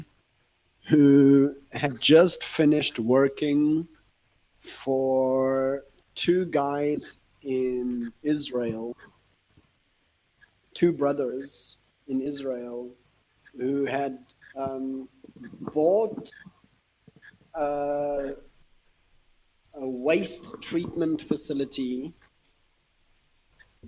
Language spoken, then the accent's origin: English; South Africa; as a South African